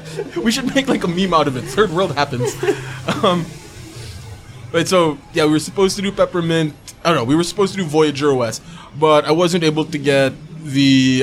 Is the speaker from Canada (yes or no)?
no; Cebu City, Central Visayas, Philippines; I'm not from Manila. I'm from Cebu.